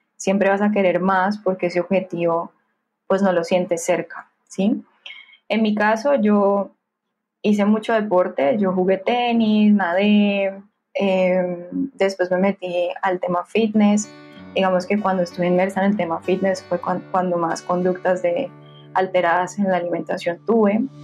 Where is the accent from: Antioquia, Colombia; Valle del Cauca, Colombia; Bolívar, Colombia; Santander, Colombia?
Valle del Cauca, Colombia; Cali; soy caleñísima, así me, así me mm. nombro. sí, eh, Soy más caleña que el pan de bono